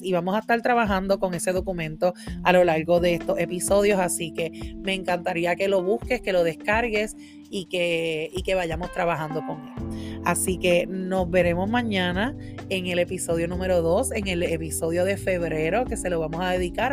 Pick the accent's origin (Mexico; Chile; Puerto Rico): Puerto Rico; moved away as an adult; now in Massachusetts, United States; Yo hace ya un año y medio que me mudé de Puerto Rico. Tuve que dejar, ¿verdad? Mi isla hermosa Puerto Rico